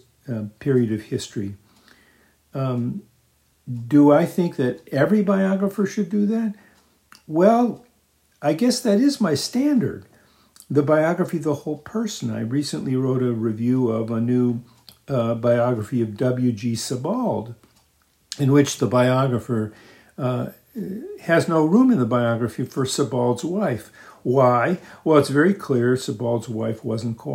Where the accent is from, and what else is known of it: United States; moved away; also born or lived in England